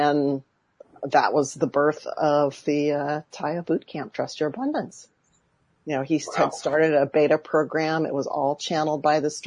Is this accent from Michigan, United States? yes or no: no; Santa Barbara, California, United States; now in Woodland Hills, United States; I've been born and raised on the West Coast. I had the absolute spectacular, beautiful childhood in Santa Barbara, California